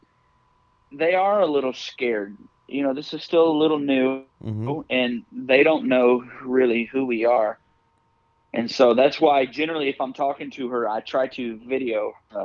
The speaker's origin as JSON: {"language": "English", "country": "United States", "said": "I'm from the United States"}